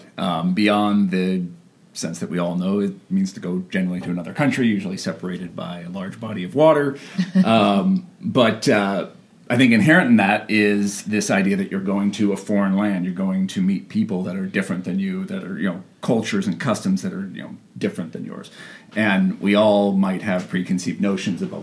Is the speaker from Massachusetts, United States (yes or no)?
no; Ojai, California, United States; I grew up in Ojai, California